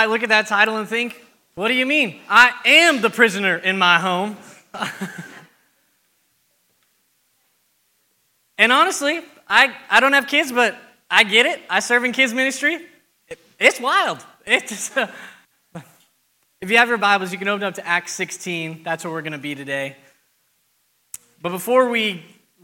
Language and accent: English; Arizona, United States; now in Texas, United States; I'm not a native to Texan, I'm from Arizona